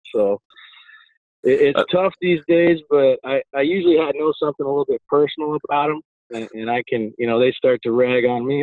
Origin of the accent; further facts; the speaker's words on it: South Dakota, United States; moved away; also born or lived in Nebraska; growing up in South Dakota, uh, and then moving on to Nebraska